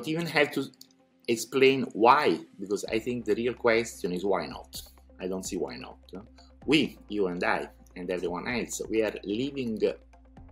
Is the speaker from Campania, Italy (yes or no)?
yes; Naples, Campania, Italy; moved away as an adult; I am Italian, by the way. I was born in Napoli, but I moved from my country very young, right after studying in college